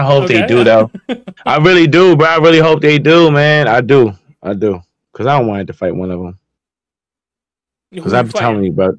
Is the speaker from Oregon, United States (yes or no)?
no; New Jersey, United States; I'm from Jersey.